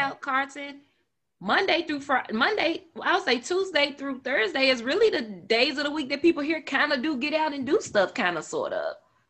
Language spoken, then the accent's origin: English; Memphis, Tennessee, United States; now in Nashville, United States; I'm from Memphis